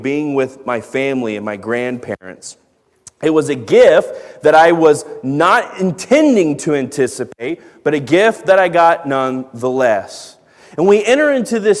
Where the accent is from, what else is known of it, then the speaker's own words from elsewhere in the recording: Dallas-Fort Worth, Texas, United States; where I grew up in Dallas-Fort Worth